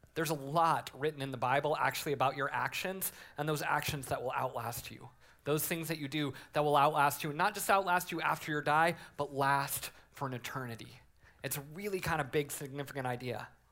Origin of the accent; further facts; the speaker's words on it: Colorado, United States; I grew up in Colorado as a Broncos fan.